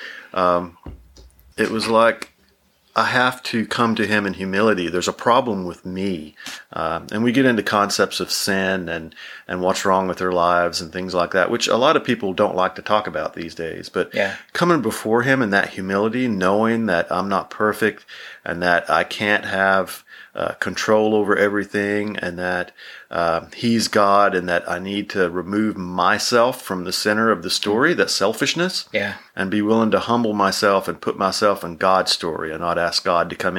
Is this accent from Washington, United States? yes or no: no; Tennessee, United States; moved away; also born or lived in Texas; So I grew up in Tennessee, lived in Texas.